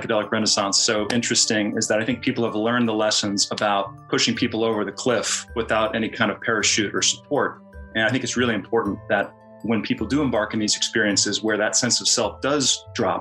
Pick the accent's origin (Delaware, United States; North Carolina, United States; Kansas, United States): Kansas, United States; I come from Kansas. I'm from the Midwest